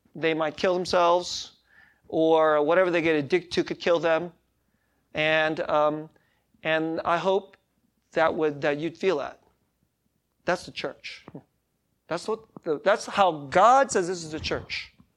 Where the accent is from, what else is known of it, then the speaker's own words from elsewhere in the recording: United States; I'm American